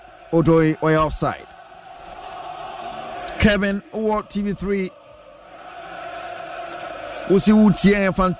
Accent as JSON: {"language": "English", "town": "Dansoman", "region": "Greater Accra", "country": "Ghana", "said": "from Dansoman."}